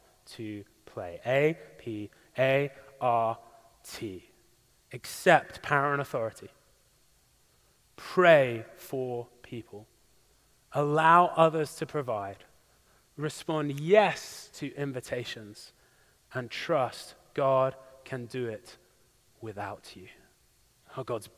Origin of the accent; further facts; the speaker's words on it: English countryside, England, United Kingdom; moved away; the beautiful English countryside in my hometown